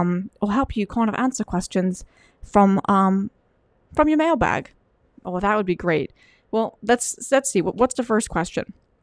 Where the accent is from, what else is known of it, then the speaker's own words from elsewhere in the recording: Wales, United Kingdom; And I'm actually from England. I'm actually from Wales.